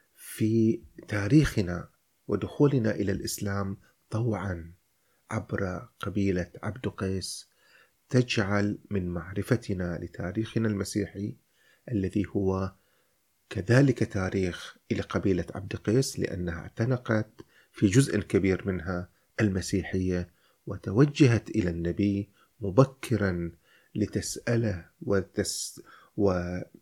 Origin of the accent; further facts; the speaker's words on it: Al Dair, Muharraq Governorate, Bahrain; نحن مسيحيون نحن لدينا في قريتنا مسجدا اسمه الراهب